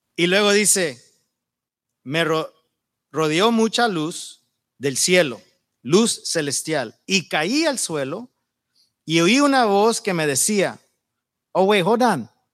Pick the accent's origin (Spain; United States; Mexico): United States; Yuma, Arizona; moved away; soy de Yuma. Nacido y creado ahí en la frontera de Sonora.